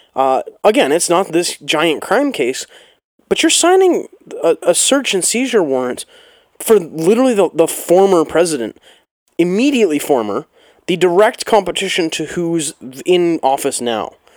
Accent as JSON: {"language": "English", "country": "Canada"}